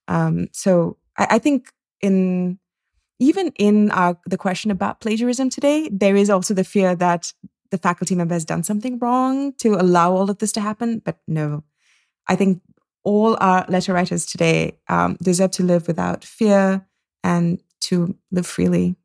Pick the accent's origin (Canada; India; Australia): India; moved away; also born or lived in Singapore / United States; I grew up in India and in Singapore